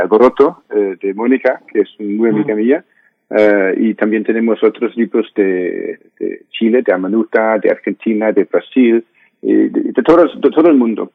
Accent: Denmark; Spanish is a second language; soy danés, estoy aquí en Dinamarca

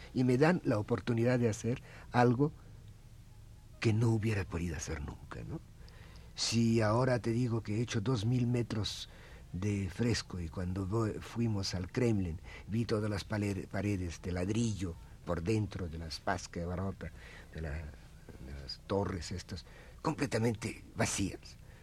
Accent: Russia; Spanish is a second language; now in Mexico; Yo soy el único ruso vestido de ruso eh, aquí y en Rusia

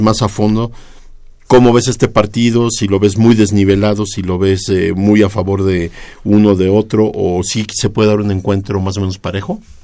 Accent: Mexico City, Mexico

